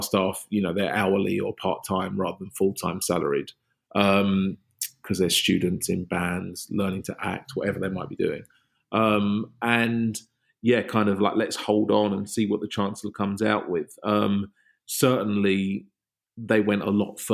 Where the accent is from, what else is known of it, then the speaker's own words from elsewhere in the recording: London, United Kingdom; as a Londoner